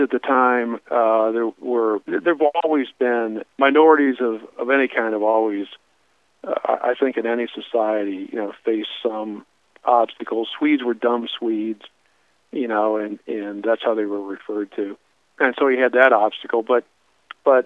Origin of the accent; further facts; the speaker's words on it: Fort Wayne, Indiana, United States; moved away as an adult; now in Columbus; Growing up in Fort Wayne, Indiana, which is where I was born